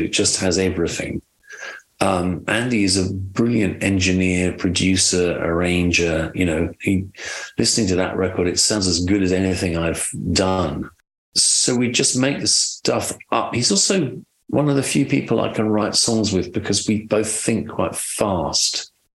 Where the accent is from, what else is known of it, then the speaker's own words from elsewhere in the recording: United Kingdom; moved away as an adult; also born or lived in London; now in Nashville, United States; I'm British